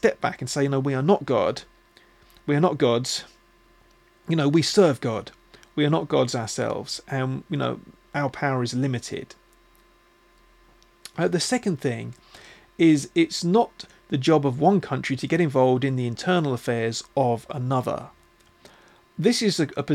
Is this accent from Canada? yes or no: no; United Kingdom; as British people